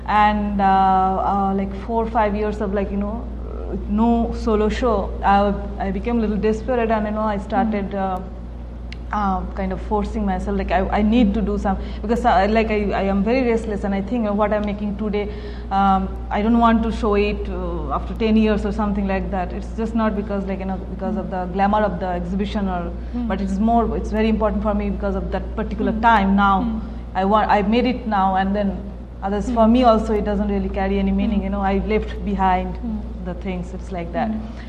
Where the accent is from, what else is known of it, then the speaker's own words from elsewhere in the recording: India; being an Indian, I was, like, desperate to prove myself.